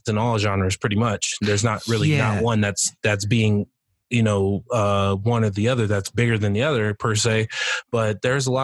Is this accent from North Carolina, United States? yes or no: no; Colorado Springs, Colorado, United States; I grew up in Colorado Springs. I've been born and raised here